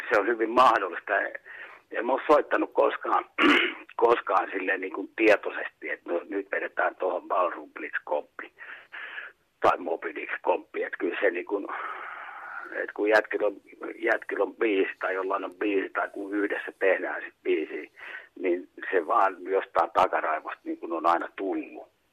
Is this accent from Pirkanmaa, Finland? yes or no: no; Kuusankoski, Kymenlaakso, Finland; also born or lived in Kouvola; Muutettiin sitten Kuusalta Kouvolaan omakotitaloon